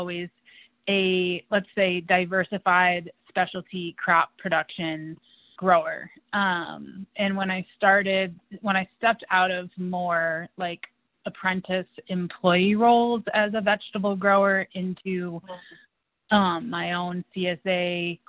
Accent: Western Massachusetts, United States; now in Fort Collins, United States; I grew up in Western Massachusetts in a family that included dairy farmers and vegetable growers

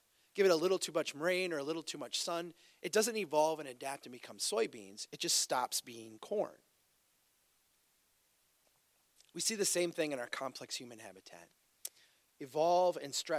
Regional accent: Brainerd, Minnesota, United States; Brainerd, my hometown

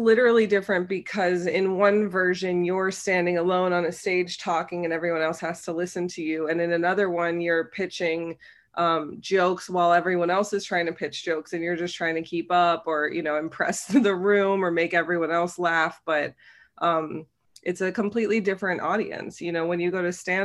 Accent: Cincinnati, Ohio, United States; moved away as an adult; also born or lived in New York; I'm from Cincinnati originally. I grew up there

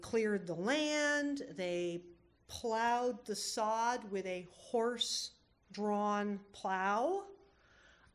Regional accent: Cape Breton, Nova Scotia, Canada; also born or lived in Vermont, United States; now in Homer, United States; I was born in Vermont, but in the early 70s, my folks packed up everything they owned onto a Ford F-50 pickup, headed for the border and drove all the way up to Cape Breton, Nova Scotia

